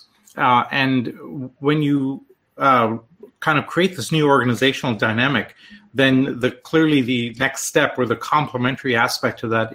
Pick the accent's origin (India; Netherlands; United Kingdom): India; also born or lived in Canada / Europe; now in United States; I'm Canadian, originally from India.